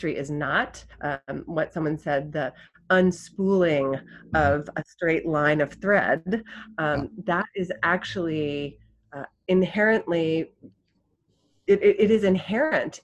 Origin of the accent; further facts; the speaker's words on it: Southern California, United States; also born or lived in Connecticut; my childhood museum growing up in Southern California